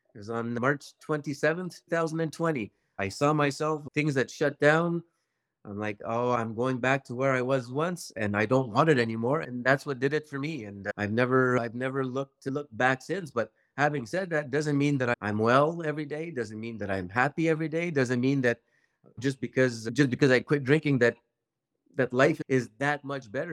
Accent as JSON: {"language": "English", "town": "Maniwaki", "region": "Quebec", "country": "Canada", "said": "I come from Maniwaki, Quebec"}